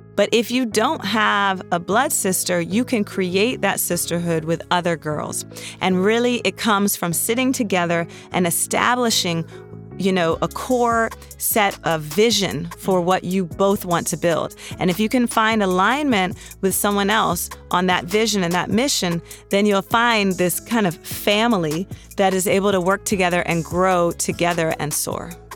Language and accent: English; Washington, District of Columbia, United States; also born or lived in New York City; now in Los Angeles, United States; We are from Washington, D.C., and we currently live between Los Angeles and New York City.